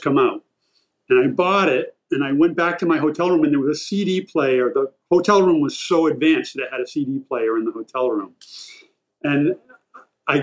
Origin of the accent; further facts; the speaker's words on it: Massachusetts, United States; I grew up in Massachusetts